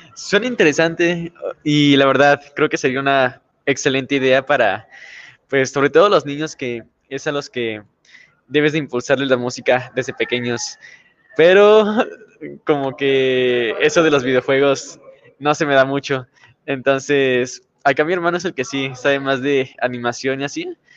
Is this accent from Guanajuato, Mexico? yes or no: yes; Irapuato, Guanajuato, Mexico; nosotros empezamos prácticamente desde que estábamos pequeños, casi desde la cuna con la música. Entonces, nuestra abuelita sobre todo fue la que nos impulsó ya después ahí tuvimos buenos maestros. Empezamos ahí en Irapuato